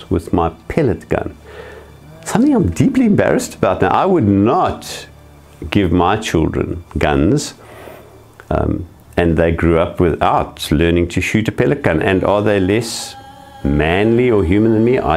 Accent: South Africa; I was born white in South Africa

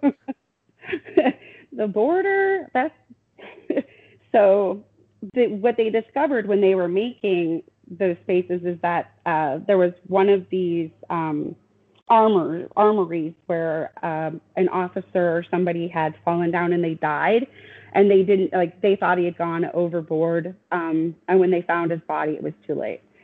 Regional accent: Riverton, Wyoming, United States; moved away; I grew up in Wyoming

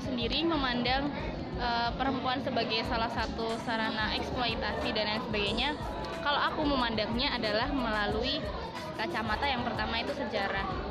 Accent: Kulon Progo, Special Region of Yogyakarta, Indonesia; di sini aku orang asli Jogja

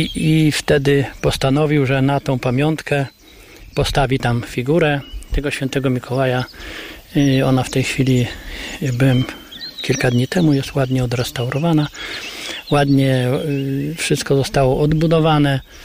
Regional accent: Kryłów, Lublin Voivodeship, Poland; domu, w którym ja się urodziłem, w którym mieszkałem za, za młodych lat, w którym chodziłem

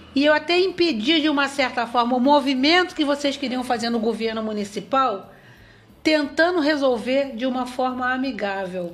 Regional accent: Barra do Piraí, Rio de Janeiro, Brazil; moved away as an adult; now in São João de Meriti, Brazil; eu estou aqui há 25 anos, eu sou de Barra do Piraí

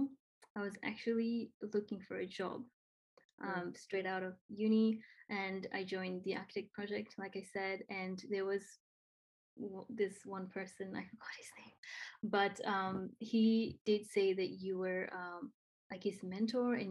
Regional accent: Nepal; first language Nepali; English is a second language; moved away as an adult; now in Australia; I'm from Nepal. I came to Australia in 2014 to study, and I'm still here 7 years.

